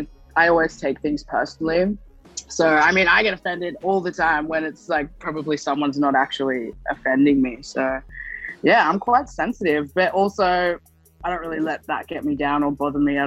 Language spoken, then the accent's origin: English; Gold Coast, Queensland, Australia; I think that was the best way of coping growing up on the Gold Coast, because it was such a, you know, it was a very white place to live.